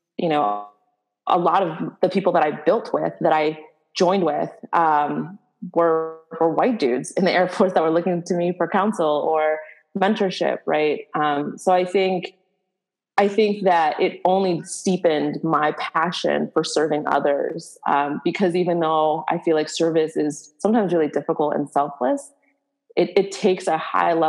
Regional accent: Boston, Massachusetts, United States; growing up in Boston

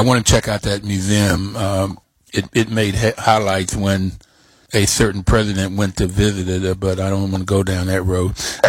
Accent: Bluefield, West Virginia, United States; I grew up in Bluefield, West Virginia, and Bluefield's coal mining country.

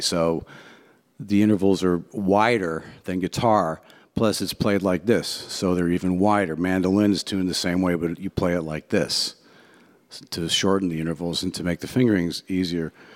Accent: Cleveland, Ohio, United States; also born or lived in Shaker Heights, Ohio; I'm from Ohio, uh, Cleveland, Ohio. I was born, yep, rock and roll

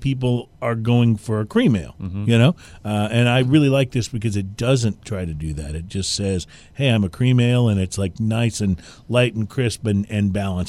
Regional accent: Texas, United States; moved away as an adult; also born or lived in New England / Philadelphia / Washington, D.C. / New York; grew up in Texas, moved away, lived on the East Coast for like 15 years, the Upper East Coast, New England and Philadelphia and Washington, D.C., New York, and then moved back to Texas.

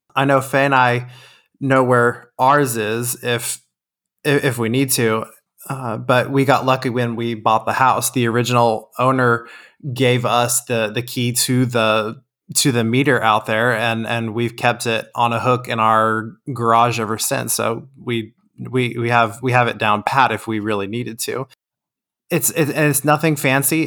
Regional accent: Texas, United States; we're from Texas

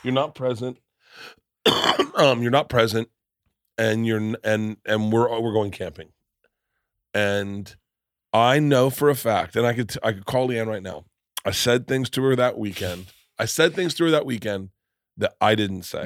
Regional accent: Florida, United States; I come from Florida and I'm fifty

